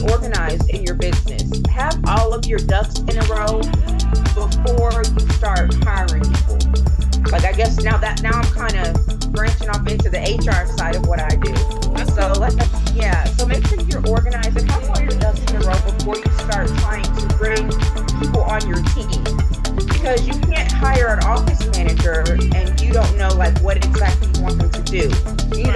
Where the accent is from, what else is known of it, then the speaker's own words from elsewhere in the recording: Pennsylvania, United States; now in Thomasville, United States; I grew up in Pennsylvania, so that's why I do not have a southern accent. Yes, I currently live in Thomasville, Georgia